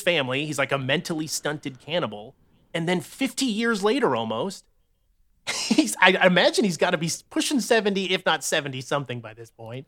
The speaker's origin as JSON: {"language": "English", "region": "Maine", "country": "United States", "said": "I'm from Maine"}